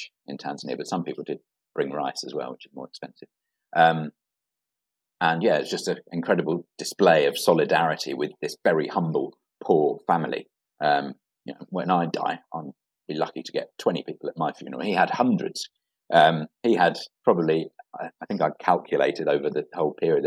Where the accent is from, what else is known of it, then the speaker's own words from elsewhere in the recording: England, United Kingdom; the town I was born in England